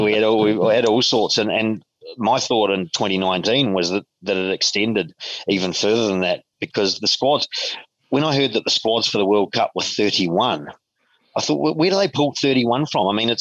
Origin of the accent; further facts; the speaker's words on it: Christchurch, Canterbury, New Zealand; moved away as an adult; now in Sydney, Australia; I mean, I come from a country of sailors, but I'm from Christchurch